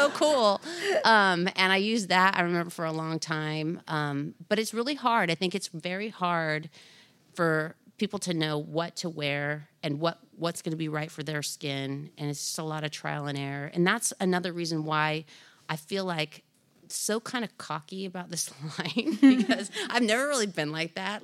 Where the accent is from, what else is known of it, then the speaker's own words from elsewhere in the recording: Anaheim, California, United States; I grew up in Orange County